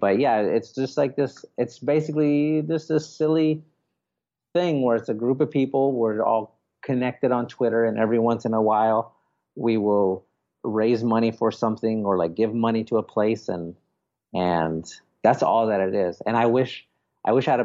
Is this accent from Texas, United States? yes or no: yes; San Antonio, Texas, United States; I live in Texas. I'm from San Antonio